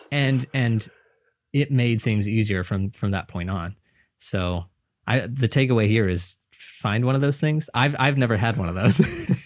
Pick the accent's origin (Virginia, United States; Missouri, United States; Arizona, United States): Missouri, United States; moved away as an adult; now in New York, United States; I'm originally from Missouri, so I moved here